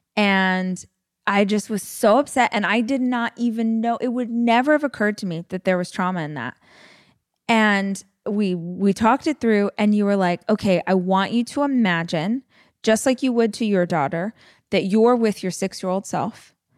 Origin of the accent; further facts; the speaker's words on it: Bakersfield, California, United States; I tell people I'm from Bakersfield, but I actually lived probably forty minutes away from the city out in the country